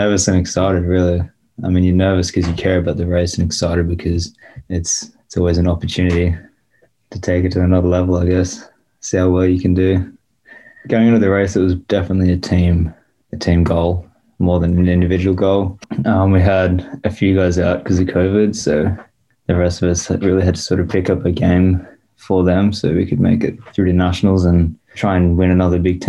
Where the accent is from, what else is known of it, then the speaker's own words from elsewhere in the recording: Australia; moved away as an adult; now in Madison, United States; from Australia